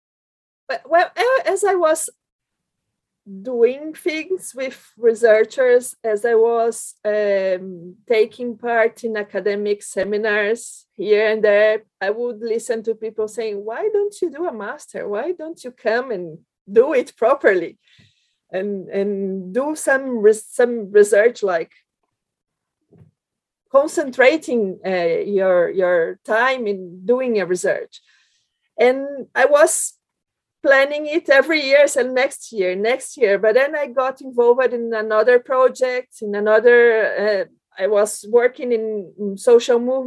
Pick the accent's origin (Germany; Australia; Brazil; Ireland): Brazil; English is a second language; moved away as an adult; also born or lived in Belgium; now in United Kingdom; I came from Brazil to Europe